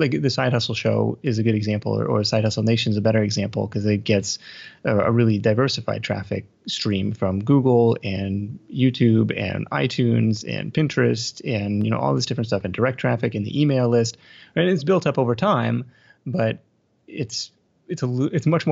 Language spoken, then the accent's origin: English; Seattle, Washington, United States; growing up in Seattle listening to 107.7 The End every morning getting ready for school